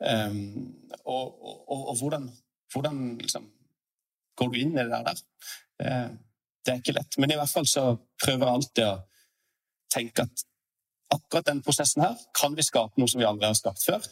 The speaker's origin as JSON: {"language": "Norwegian", "region": "Sørlandet", "country": "Norway", "said": "som en sørlending"}